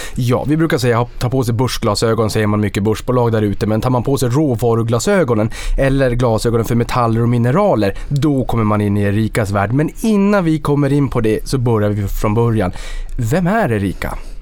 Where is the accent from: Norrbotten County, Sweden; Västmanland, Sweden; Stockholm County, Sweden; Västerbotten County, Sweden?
Norrbotten County, Sweden; Boden; Jag kommer från Boden och jag är ju uppfödd med, med de här malmtågen